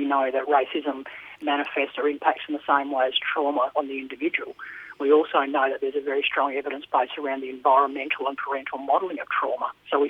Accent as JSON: {"language": "English", "area": "Pilbara", "region": "Western Australia", "country": "Australia", "moved": "as an adult", "said": "I came down from the Pilbara, very remote area of the Pilbara"}